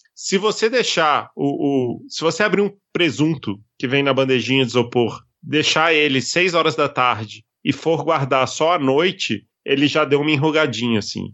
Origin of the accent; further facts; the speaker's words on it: Brasília, Federal District, Brazil; sou de Brasília.